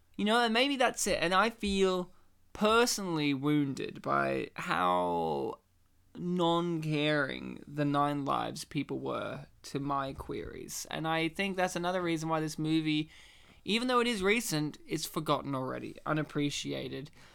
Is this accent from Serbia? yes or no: no; Australia; we're Australia, you know, we're Australian Polish men